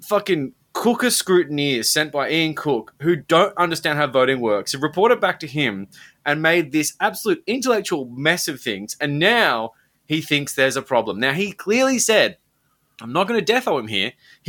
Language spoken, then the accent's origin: English; Sydney, New South Wales, Australia; considering I'm someone from Sydney who doesn't live in Victoria